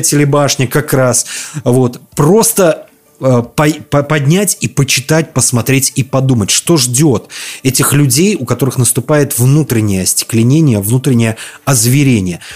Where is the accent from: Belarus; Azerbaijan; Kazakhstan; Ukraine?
Belarus; я из Беларуси